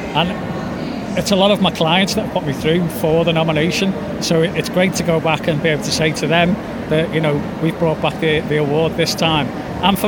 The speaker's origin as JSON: {"language": "English", "area": "the Wirral", "region": "North West England", "country": "United Kingdom", "said": "I'm from the Wirral"}